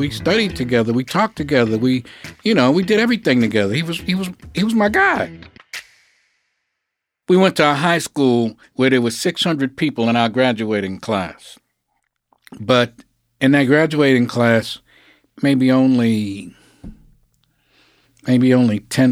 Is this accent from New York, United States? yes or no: yes; New York City, New York, United States; I was born in Harlem Hospital. I lived on Lenox Avenue between 118th and 119th Street.